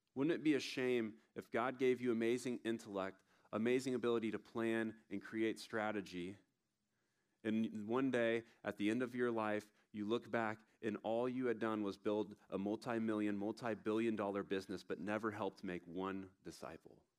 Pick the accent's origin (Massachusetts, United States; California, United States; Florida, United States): Florida, United States; Tallahassee; I'm from Tallahassee, Florida